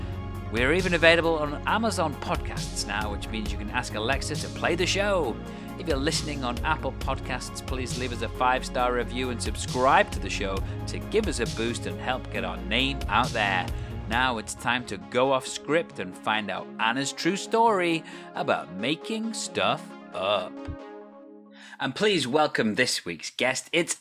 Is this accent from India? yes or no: no; Wales, United Kingdom; Well, I am Welsh technically, so it could be a thing, English theatre.